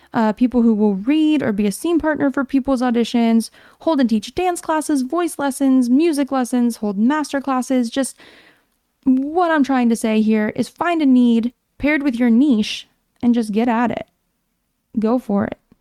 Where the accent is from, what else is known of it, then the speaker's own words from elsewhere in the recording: Pennsylvania, United States; moved away; my hometown in Pennsylvania